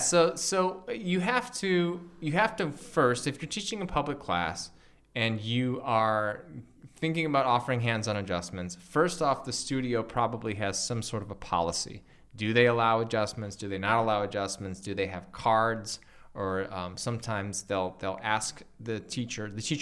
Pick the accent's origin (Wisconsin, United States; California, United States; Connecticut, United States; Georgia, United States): California, United States; Los Angeles; now in Bali, Indonesia; I came from Los Angeles and now I live in Bali